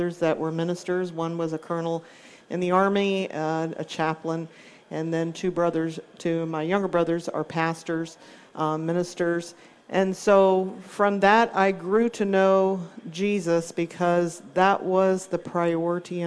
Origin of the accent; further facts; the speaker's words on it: Hampton Roads, Virginia, United States; Hampton Roads, Virginia, my hometown